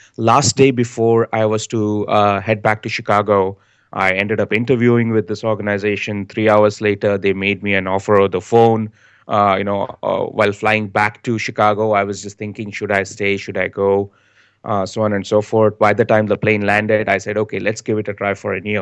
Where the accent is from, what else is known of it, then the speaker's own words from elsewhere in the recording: India; moved away as an adult; also born or lived in United States / Canada; now in Bangalore, India; I've been born and raised in India. I like to call myself the son of the soil.